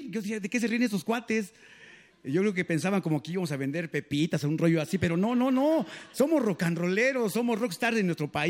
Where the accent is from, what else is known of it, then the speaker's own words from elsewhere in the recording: San Juan Ixtenco, Tlaxcala, Mexico; now in Texcoco, Mexico; avecindamos en Texcoco y ahí eh, agarró el nombre de … por Texcoco, Texcoco, pero nosotros somos de Tlaxcala, del pueblo de San Juan Ixtenco.